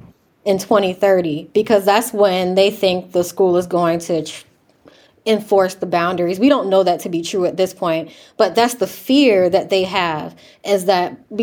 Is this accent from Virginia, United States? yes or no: yes; Chesapeake, Virginia, United States; I grew up in Chesapeake, Virginia, which is about maybe 30 minutes away from Newport News.